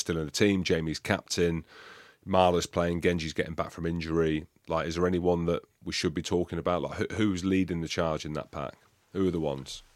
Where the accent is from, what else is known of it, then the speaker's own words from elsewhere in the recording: England, United Kingdom; We're all English